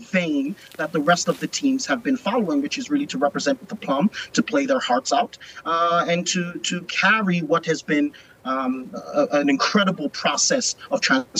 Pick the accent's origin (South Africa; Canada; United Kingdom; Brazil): South Africa; also born or lived in Philadelphia, United States; I am South African. However, I grew up in Philadelphia and, of course, went to Wake Forest University, my first foray into university. But, I grew up in South Africa, spent some time, growing up in South Africa.